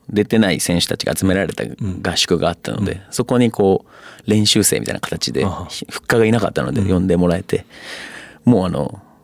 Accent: Fukuoka, Japan; moved away as an adult; 福岡出身

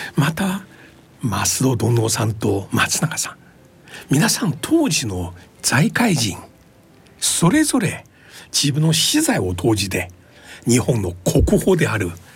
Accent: China; now in Japan; 僕もね中国出身

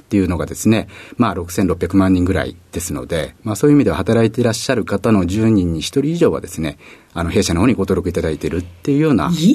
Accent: Tokyo, Japan; 東京になります

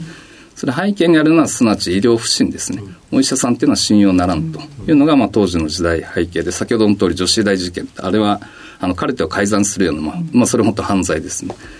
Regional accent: Sakura, Chiba, Japan; also born or lived in Matsumoto, Nagano; 出身はあの、千葉県の佐倉市になりますね。

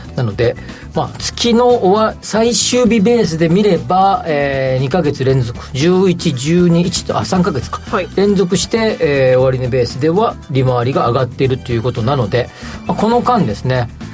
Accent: Kansai, Japan; 僕も関西出身

